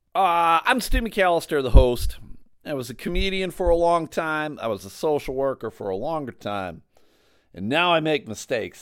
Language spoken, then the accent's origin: English; outside of Buffalo, New York, United States; I grew up outside of Buffalo